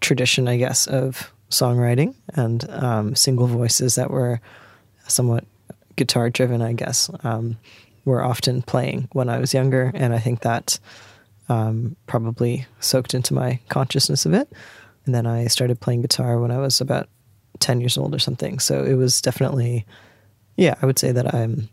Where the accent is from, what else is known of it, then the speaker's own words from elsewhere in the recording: Canada; moved away as an adult; also born or lived in England; now in Sydney, Australia; I grew up in Canada